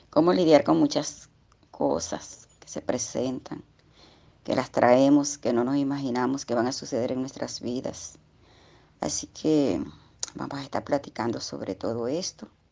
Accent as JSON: {"language": "Spanish", "town": "Puerto Cumarebo", "region": "Falcón", "country": "Venezuela", "said": "Estoy comunicándome con ustedes en este día desde Venezuela, desde un puerto que se llama Puerto Cumarevo. Estado Falcón."}